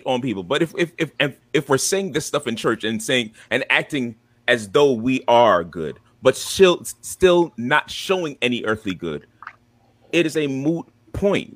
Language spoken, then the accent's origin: English; Jamaica; now in United States; I was born in Jamaica.